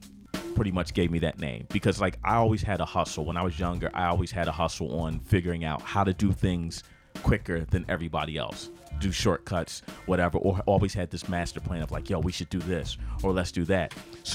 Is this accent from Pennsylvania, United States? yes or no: yes; Philadelphia, Pennsylvania, United States; Born and raised in Philly